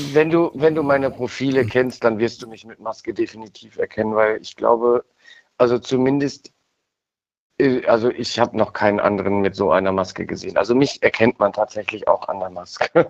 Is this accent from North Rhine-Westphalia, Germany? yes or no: yes; Cologne, North Rhine-Westphalia, Germany; in meiner Heimatstadt äh, Köln